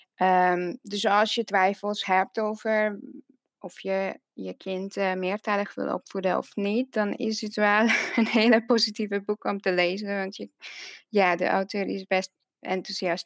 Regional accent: Hungary; Dutch is a second language; moved away as an adult; now in Netherlands; ik kom uit Hongarije en eh, ik woon in Nederland uh, bijna tien jaar nu

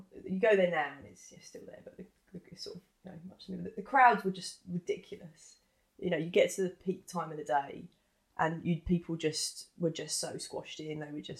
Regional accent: London, United Kingdom; growing up in East London. Most of the kids I went to school with, everyone's parents, everyone was a West Ham fan.

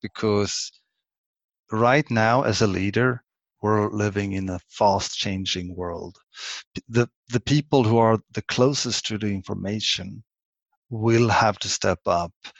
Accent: Sweden; English is a second language; I'm Swedish. English isn't my native language

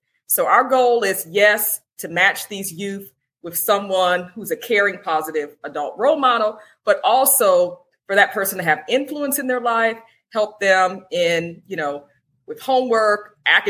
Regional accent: South Carolina, United States; now in Atlanta, United States; I'm originally from South Carolina

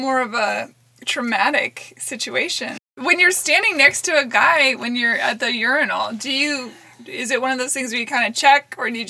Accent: Pacific Northwest, United States; I grew up in the Pacific Northwest.

